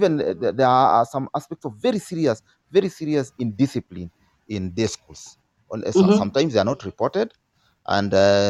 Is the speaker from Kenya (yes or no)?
yes; Kenya; being a Kenyan